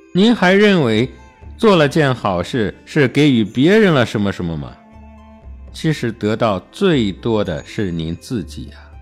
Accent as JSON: {"language": "Chinese", "country": "China", "said": "我们中国人"}